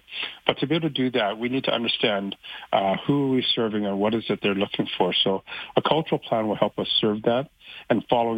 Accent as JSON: {"language": "English", "town": "Vancouver", "region": "British Columbia", "country": "Canada", "tie": "born or raised there", "moved": "yes", "lives_now": "Calgary, Canada", "said": "growing up in Vancouver Chinatown during the 60s and 70s, it was a very vibrant place for people who lived, worked, and played"}